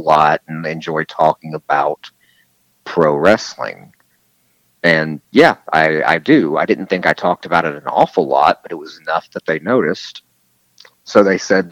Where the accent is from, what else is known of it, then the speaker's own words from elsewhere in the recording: the South, United States; I am from the South